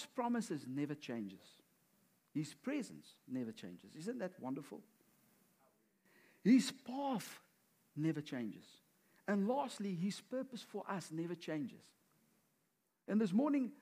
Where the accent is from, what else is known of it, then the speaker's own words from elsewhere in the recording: South Africa; moved away; we are from South Africa